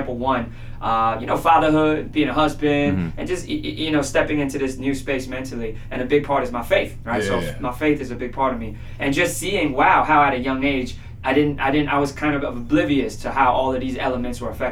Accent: Miami, Florida, United States; moved away as an adult; born and raised in Miami, pretty much spent the first 2 decades of my life there

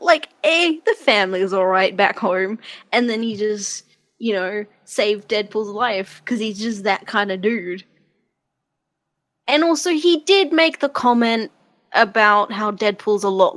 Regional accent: Australia; I'm an Australian citizen

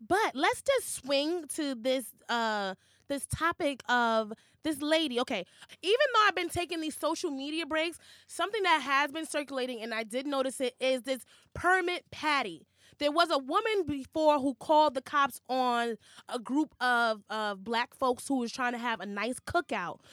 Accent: New York City, New York, United States; growing up in New York City

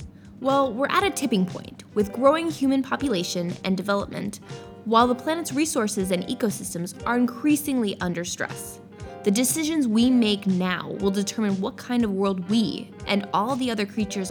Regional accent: United States; moved away; I'm from the US originally.

